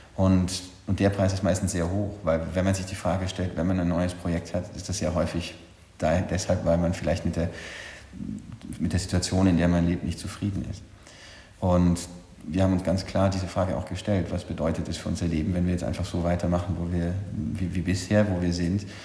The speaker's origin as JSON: {"language": "German", "town": "Bolzano", "region": "Trentino-Alto Adige", "country": "Italy", "also_born_or_lived": "Vienna, Austria / Paris, France", "moved": "as an adult", "lives_now": "Honfleur, France", "said": "Ursprünglich komme ich aus Südtirol, aus Bozen"}